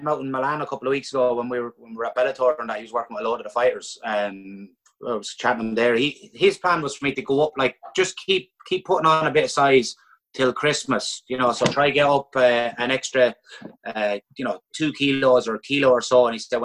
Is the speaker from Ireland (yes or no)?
yes; Ireland; a lot of us as Irish people